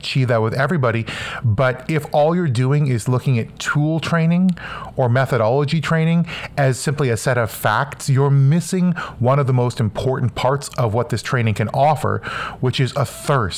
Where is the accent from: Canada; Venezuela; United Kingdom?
Canada; I'm from Canada